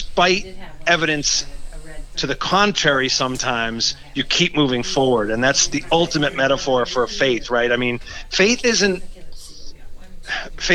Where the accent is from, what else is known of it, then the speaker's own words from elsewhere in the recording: Massachusetts, United States; I'm born and raised in Massachusetts